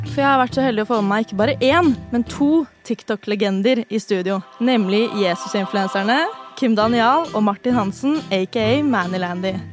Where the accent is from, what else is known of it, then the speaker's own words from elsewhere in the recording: Gjøvik, Innlandet, Norway; Jeg er fra Gjøvik.